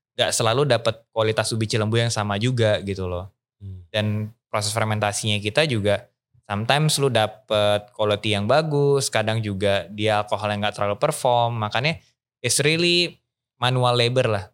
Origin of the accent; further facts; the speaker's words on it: Bekasi, West Java, Indonesia; moved away as an adult; also born or lived in Bogor; now in Bali, Indonesia; kehidupan gua dari Bekasi Grew up di Bekasi and then kuliah ke Bogor